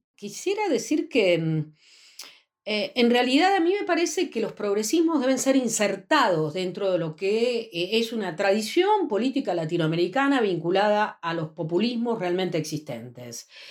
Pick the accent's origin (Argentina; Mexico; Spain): Argentina; yo soy eh, investigadora y socióloga de la Argentina, trabajo en el Centro Nacional de Investigaciones Científicas de mi país